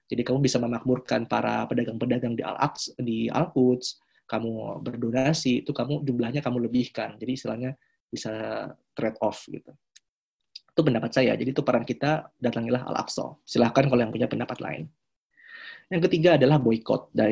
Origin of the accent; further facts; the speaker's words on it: Israel; Saya sebagai orang Israel akan sangat ingin Indonesia sebagai salah satu apa ya kekuatan besar Muslim gitu.